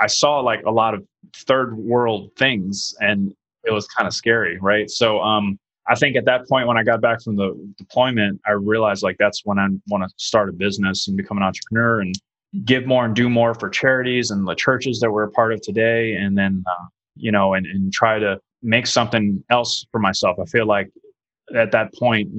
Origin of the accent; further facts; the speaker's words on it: New Orleans, Louisiana, United States; moved away as an adult; also born or lived in Italy; I'm actually from New Orleans, Louisiana